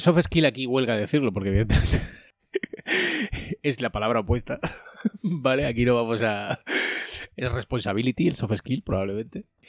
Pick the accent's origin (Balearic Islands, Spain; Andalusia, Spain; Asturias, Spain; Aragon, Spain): Andalusia, Spain; yo siendo andaluz, también soy casi africano